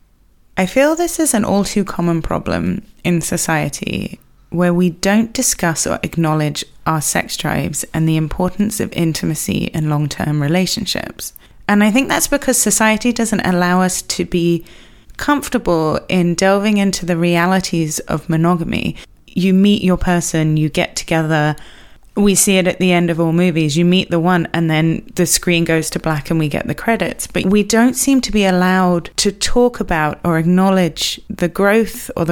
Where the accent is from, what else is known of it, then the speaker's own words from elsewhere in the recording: England, United Kingdom; I am English